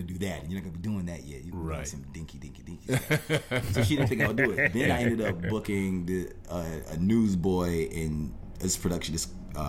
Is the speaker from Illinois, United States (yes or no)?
no; Indian Trail, North Carolina, United States; Indian Trail, North Carolina.